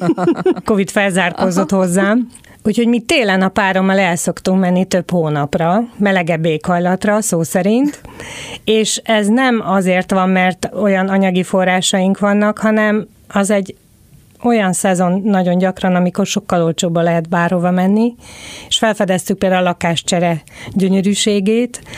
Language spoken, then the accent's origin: Hungarian; Szombathely, Vas, Hungary; Én a 70-es, 80-as években nőttem fel Magyarországon